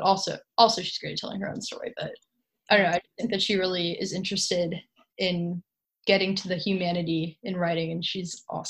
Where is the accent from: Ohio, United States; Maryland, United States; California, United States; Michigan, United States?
California, United States; I've gotten a lot closer to my identity as Californian since going to college.